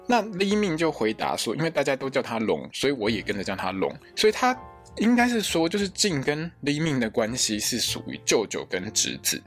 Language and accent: Chinese; Taiwan; 我们台湾人